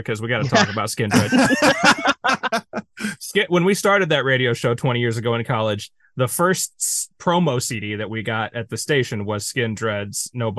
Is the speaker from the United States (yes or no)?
yes; St. Louis, Missouri, United States; We're from St. Louis, which is about 5 hours south of Chicago.